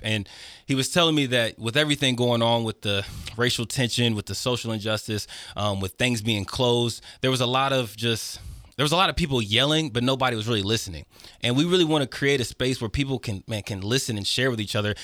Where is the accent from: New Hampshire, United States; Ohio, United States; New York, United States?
Ohio, United States; Fairborn; Growing up in Fairborn, and to nobody's fault, there's just not a lot of things for youth